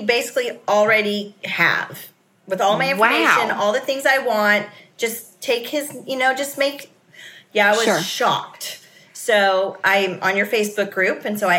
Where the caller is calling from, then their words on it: Jacksonville, Florida, United States; Jacksonville, Florida.